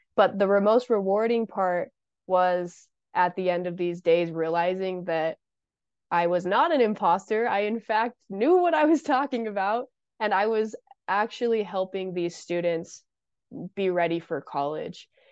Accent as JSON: {"language": "English", "town": "Brigham City", "region": "Utah", "country": "United States", "said": "I am from Brigham City, Utah"}